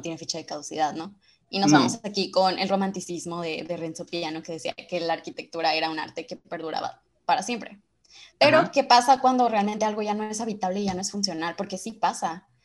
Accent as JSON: {"language": "Spanish", "town": "Culiacán", "region": "Sinaloa", "country": "Mexico", "said": "soy de Culiacán, Sinaloa"}